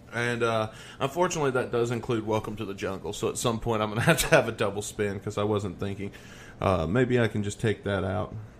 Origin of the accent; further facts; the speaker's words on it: the South, United States; I'm from the South